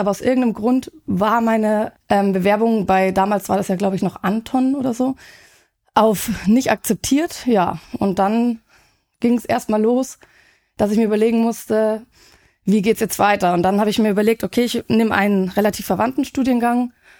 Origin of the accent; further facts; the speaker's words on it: Munich, Bavaria, Germany; ich komme aus München